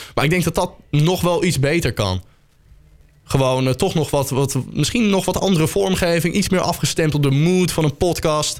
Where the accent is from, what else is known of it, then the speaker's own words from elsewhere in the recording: Soest, Utrecht, Netherlands; ik kom uit Soest